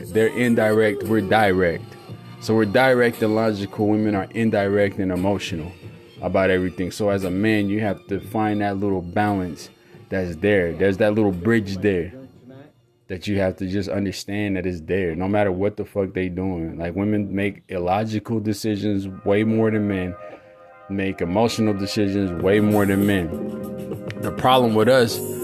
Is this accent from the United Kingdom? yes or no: no; California, United States; I'm from California